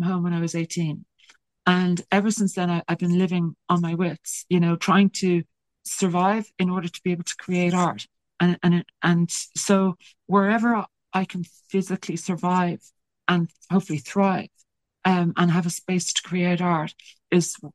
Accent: Ireland; accent: Irish lilt; they kind of pick up on my Irish lilt

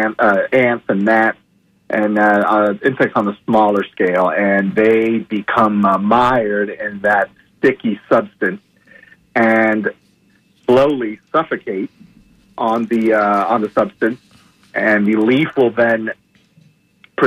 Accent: Miami, Florida, United States; also born or lived in Key West, Florida; now in north central Florida, United States; I'm originally from Key West, but once we moved up to Miami

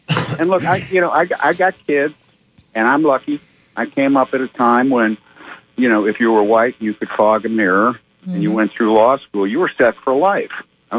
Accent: Detroit, Michigan, United States; I grew up in Detroit

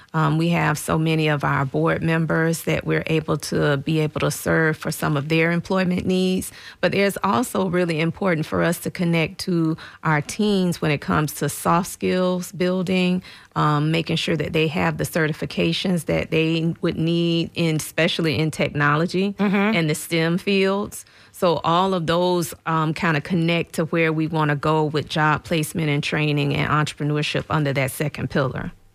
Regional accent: St. Petersburg, Florida, United States; having grown up as a native in St. Petersburg

